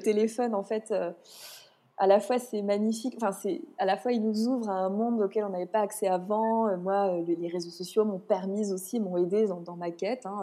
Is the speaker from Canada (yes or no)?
no; France; je suis née en France